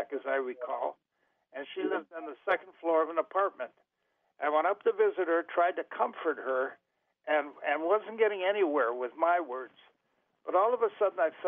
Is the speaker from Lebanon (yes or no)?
no; Milwaukee, Wisconsin, United States; I grew up in Milwaukee, and my father and mother didn't go to church at the time